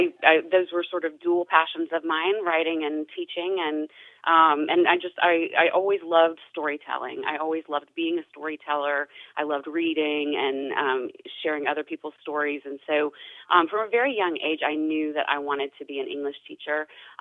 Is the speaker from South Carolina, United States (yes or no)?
yes; Spartanburg, South Carolina, United States; That is correct. Yeah, if you've been up 85 heading to Charlotte, you've passed it.